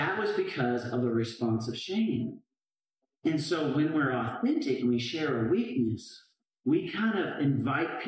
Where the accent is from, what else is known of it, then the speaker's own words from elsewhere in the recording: Canada; moved away; I grew up in Canada